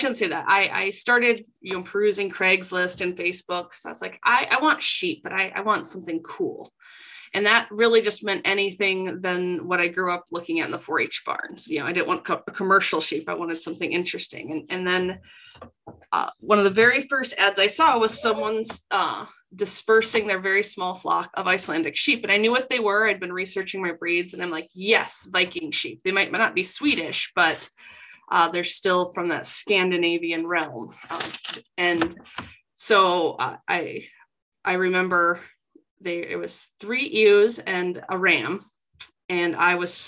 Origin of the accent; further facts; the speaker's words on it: South Dakota, United States; moved away as an adult; now in Minnesota, United States; I'm both originally from South Dakota